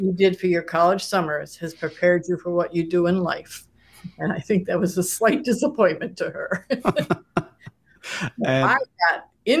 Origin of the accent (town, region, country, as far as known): Saratoga Springs, New York, United States; born or raised there